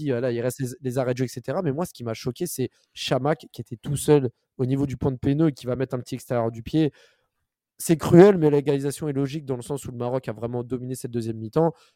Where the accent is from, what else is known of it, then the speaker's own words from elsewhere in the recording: Paris, Île-de-France, France; je suis parisien